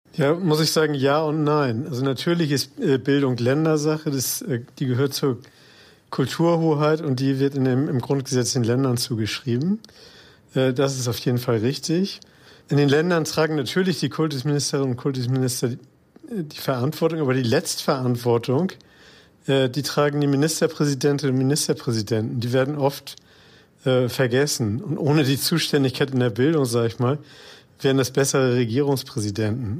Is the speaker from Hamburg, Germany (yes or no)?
yes; Hamburg, Germany; freut mich natürlich als geborener Hamburger